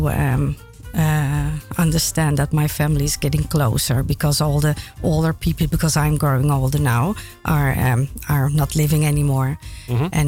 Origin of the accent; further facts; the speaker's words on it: Amsterdam, North Holland, Netherlands; I was born in Amsterdam.